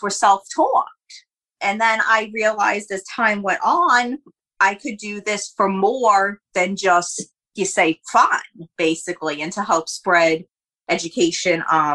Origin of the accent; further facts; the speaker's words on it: Jersey Shore, New Jersey, United States; I'm actually a Jersey Shore girl